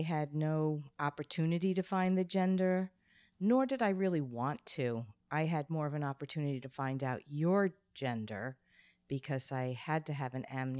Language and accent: English; Plainview, New York, United States; moved away as an adult; also born or lived in Bronx, New York / California; now in Connecticut, United States; I was born in the Bronx, and I then moved to Long Island when I was six.